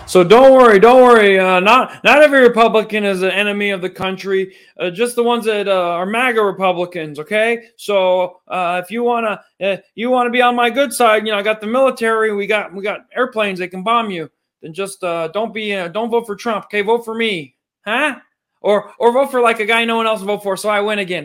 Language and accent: English; United States; as an American